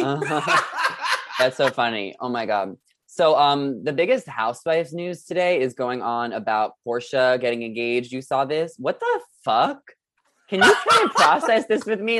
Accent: New York, United States; now in Los Angeles, United States; I'm from New York

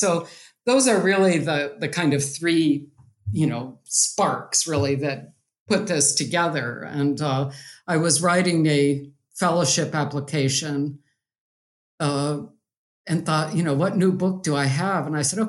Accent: Chhattisgarh, India; moved away as an adult; So I grew up in India and went to school there till I was 18. So my parents lived in Chhattisgarh, and I had seen these cement images growing up

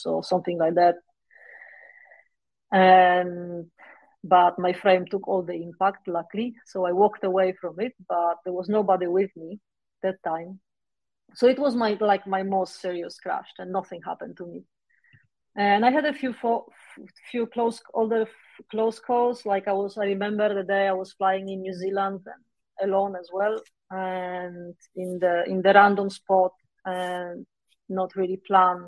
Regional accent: Poland; moved away as an adult; also born or lived in Warsaw, Poland; I moved away from Poland in 2010 or something like

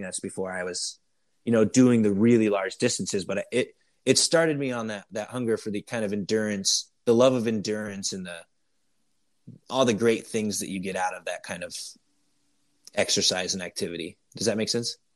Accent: Iowa, United States; I'm from Iowa, which is a huge cycling state

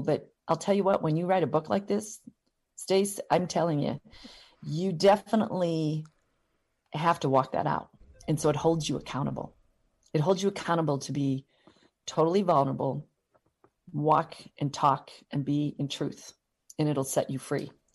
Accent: Butte, Montana, United States; also born or lived in Missoula, Montana / Seattle; I was born and raised in Butte, Montana

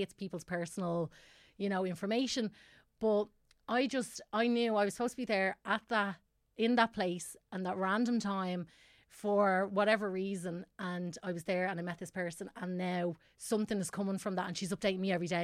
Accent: Tallaght, Leinster, Ireland; I'm from Tala originally, and I, uh, my family moved out of Tala, like, a long

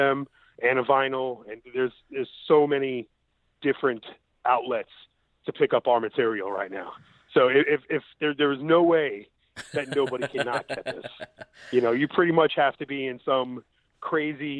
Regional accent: New York City, New York, United States; I grew up in Coney Island. I'm from Brooklyn.

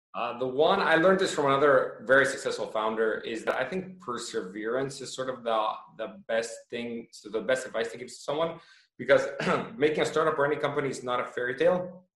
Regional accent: Toronto, Ontario, Canada; now in Croatia; I was born in Toronto and moved to Croatia

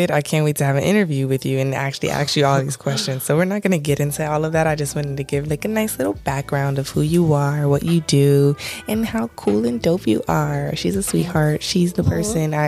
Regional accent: South Florida, United States; I'm from South Florida, originated from the city girl gang land

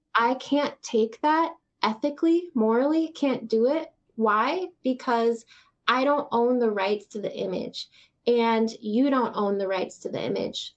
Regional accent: Texas, United States; moved away; I was born in Texas

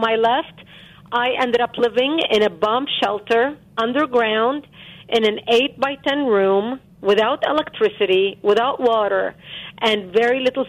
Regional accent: Lebanon; now in United States; born and growing up in Lebanon.

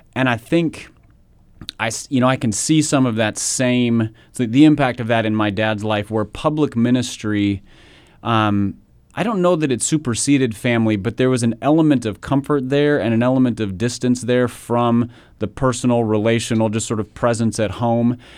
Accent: Minnesota, United States; I grew up in Minnesota

